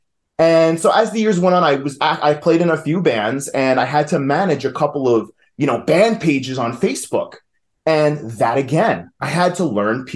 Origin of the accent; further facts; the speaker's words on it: New York, United States; accent: New York; moved away as an adult; now in Asheville, United States; I am originally from New York, if you couldn't tell by the accent